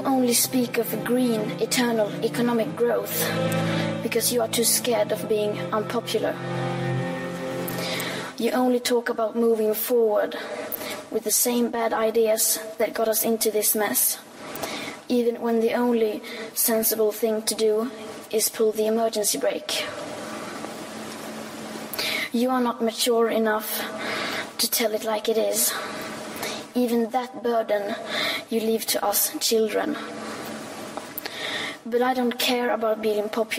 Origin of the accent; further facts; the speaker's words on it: Sweden; I am 15 years old, and I'm from Sweden.